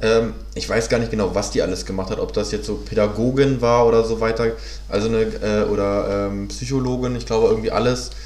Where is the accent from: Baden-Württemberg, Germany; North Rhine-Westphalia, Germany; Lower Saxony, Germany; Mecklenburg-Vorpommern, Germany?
Lower Saxony, Germany; Hanover; moved away as an adult; now in Berlin, Germany; bin ja ursprünglich aus Hannover, bin ja jetzt seit neun Jahren hier